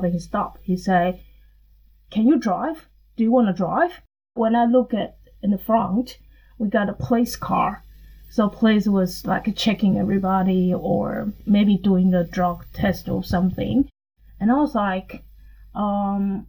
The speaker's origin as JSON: {"language": "English", "country": "Taiwan", "moved": "as an adult", "lives_now": "Australia", "said": "I'm speaking like from Taiwan experiences"}